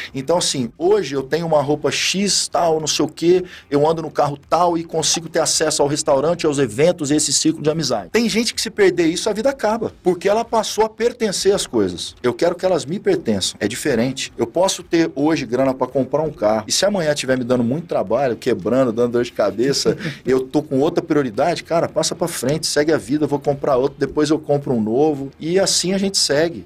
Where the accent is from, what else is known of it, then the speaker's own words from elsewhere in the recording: Araçatuba, São Paulo, Brazil; Eu sou natural de Araçatuba, no interior de São Paulo